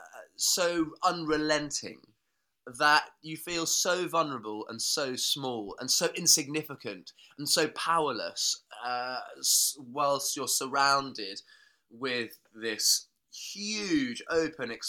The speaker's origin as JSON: {"language": "English", "area": "Norfolk, East Anglia", "region": "East of England", "country": "United Kingdom", "tie": "born or raised there", "said": "I was born and brought up in Norfolk in East Anglia"}